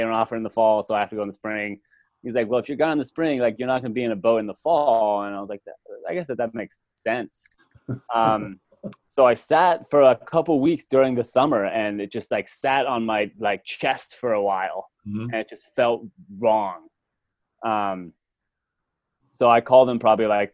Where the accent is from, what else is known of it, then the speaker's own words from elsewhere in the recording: Simsbury, Connecticut, United States; I grew up in Simsbury, Connecticut